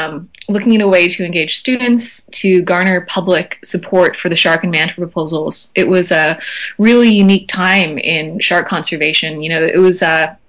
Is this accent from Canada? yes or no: yes; Vancouver, British Columbia, Canada; also born or lived in Maui, Hawaii; So I'm from Canada. I was born in Vancouver on the West Coast